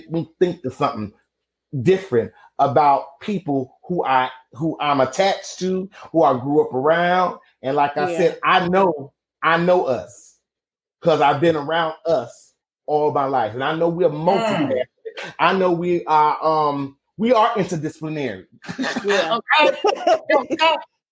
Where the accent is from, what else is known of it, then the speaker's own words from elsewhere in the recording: Chicago, Illinois, United States; I'm from Chicago. I've been Black all my life